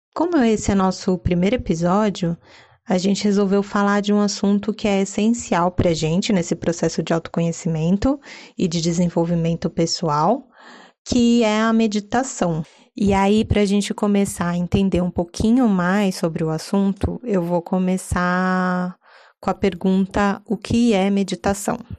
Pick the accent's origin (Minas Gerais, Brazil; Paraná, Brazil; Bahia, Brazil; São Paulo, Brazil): São Paulo, Brazil; paulistana, daquelas poucas que adora viver em São Paulo